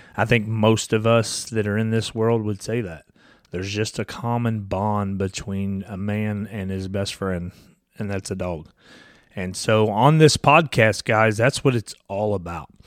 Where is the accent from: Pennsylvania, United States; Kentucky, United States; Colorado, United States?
Kentucky, United States; I'm from Kentucky. I'm a little redneck